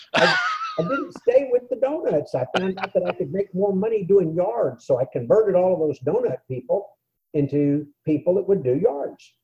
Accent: San Antonio, Texas, United States; I grew up in San Antonio, Texas

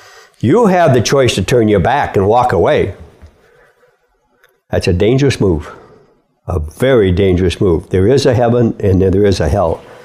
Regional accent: Midwest, United States; I was born and raised in the Midwest

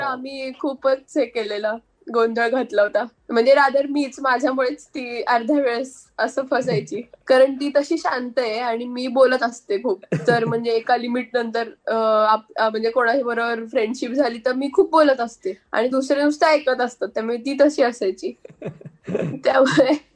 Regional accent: Pune, Maharashtra, India; आम्ही पुण्याचे आहे

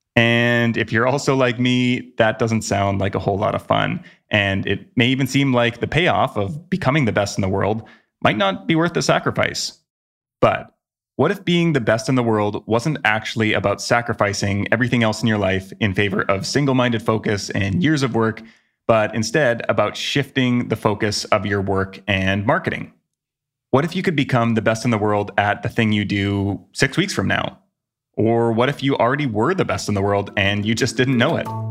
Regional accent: Vancouver, British Columbia, Canada; my hometown of Vancouver, Canada

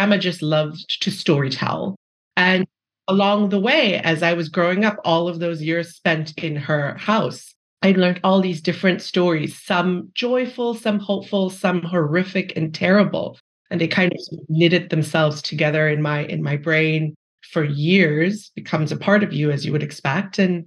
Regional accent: Malaysia; moved away as an adult; I grew up in Malaysia. I basically spent my entire childhood there until undergrad, and then I came here for

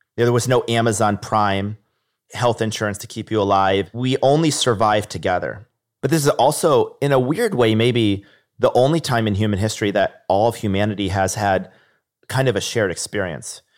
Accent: Niskayuna, New York, United States; I remember growing up in Niskind in New York

